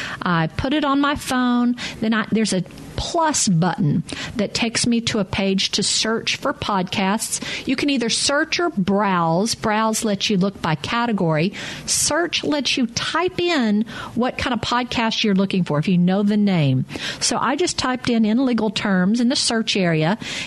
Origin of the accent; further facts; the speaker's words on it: Mississippi, United States; we're from Mississippi